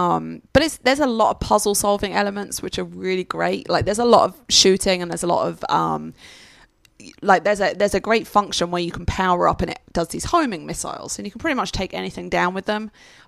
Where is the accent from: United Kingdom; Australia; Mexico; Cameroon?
United Kingdom; England; No, because I'm English.